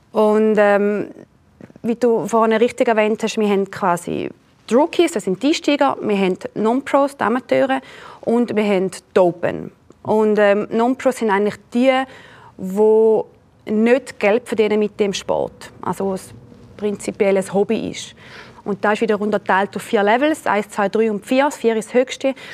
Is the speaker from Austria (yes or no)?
no; St. Gallen, Switzerland; Sage ich aus der Schweiz, ja, wo aus der Schweiz? Sage ich aus St. Gallen.